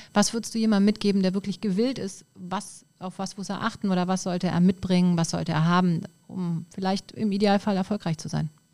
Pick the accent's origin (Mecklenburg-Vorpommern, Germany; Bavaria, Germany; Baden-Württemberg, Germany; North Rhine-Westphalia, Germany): North Rhine-Westphalia, Germany; Düsseldorf; Als Düsseldorfer